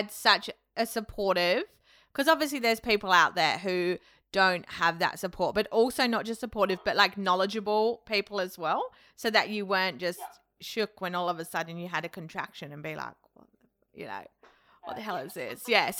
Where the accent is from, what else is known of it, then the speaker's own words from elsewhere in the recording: England, United Kingdom; now in Australia; where I grew up in England